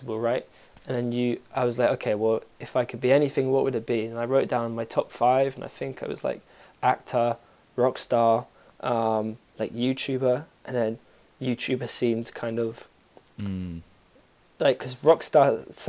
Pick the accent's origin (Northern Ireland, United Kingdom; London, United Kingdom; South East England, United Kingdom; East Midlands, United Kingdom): London, United Kingdom; also born or lived in Bristol; I'm from London. I'm actually, well, originally I'm half South African, but I'm from London.